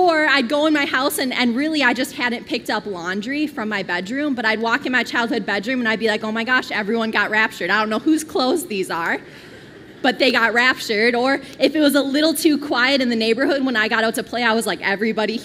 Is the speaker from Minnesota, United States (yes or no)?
yes; Twin Cities, Minnesota, United States; I grew up here in the Twin Cities